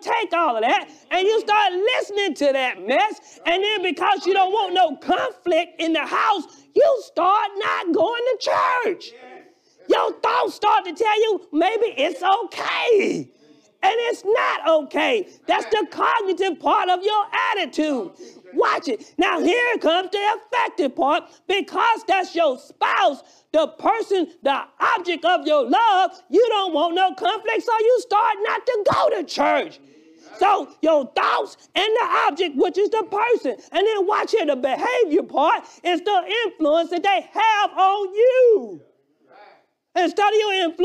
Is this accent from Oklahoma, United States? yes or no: no; Alabama, United States; accent: Alabama; my Alabama accent